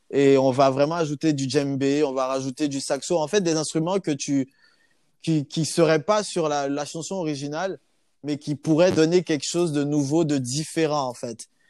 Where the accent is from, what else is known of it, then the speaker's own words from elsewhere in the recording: Côte d’Ivoire; moved away as an adult; also born or lived in Clermont-Ferrand, France; now in Bordeaux, France; Je suis ivoirien de base et je suis venu en, France pour, euh, voilà, pour euh, continuer mes études.